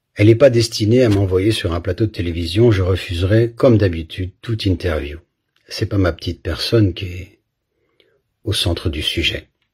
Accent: Belgium; j'ai grandi en Belgique

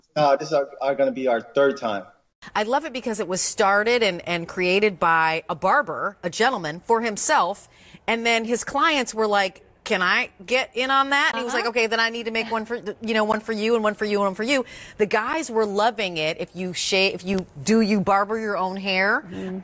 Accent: Westchester County, New York, United States; also born or lived in Philippines; I came to New York when I was eight. Um, so pretty much, I grew up in um, in Westchester County

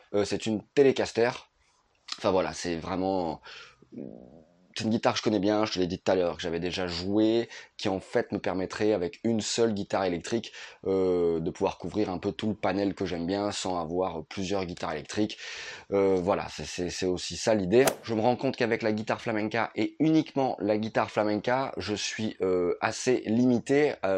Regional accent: Nice, Provence-Alpes-Côte d'Azur, France; je suis de Nice. Là, je suis euh, en Corse.

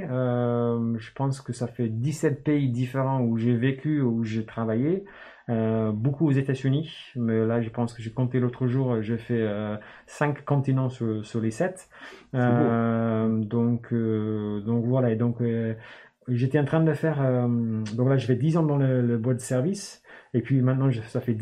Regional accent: Newcastle, North East England, United Kingdom; French is a second language; moved away as an adult; also born or lived in Oxford; je suis, né en Angleterre. je viens du nord de l'Angleterre. Et euh, puis après, euh, j'ai grandi à Newcastle fais 18 ans. Je suis parti euh, au sud, à Oxford, pour faire mes études.

